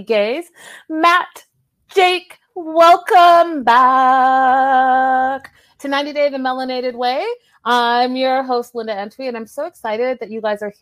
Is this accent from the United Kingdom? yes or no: no; Canada; accent: Canadian; my Canadian accent